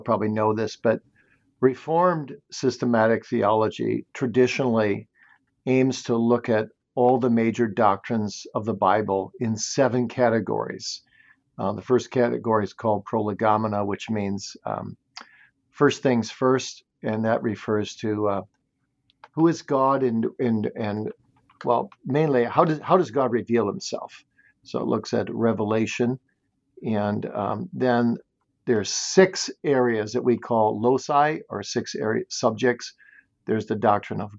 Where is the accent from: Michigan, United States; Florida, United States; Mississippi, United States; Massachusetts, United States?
Michigan, United States; Kalamazoo; I grew up in Kalamazoo, Michigan, and my parents were very godly.